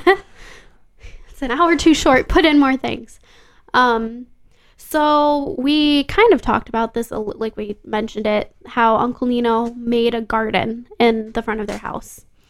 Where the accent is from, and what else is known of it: Grand Rapids, Michigan, United States; born or raised there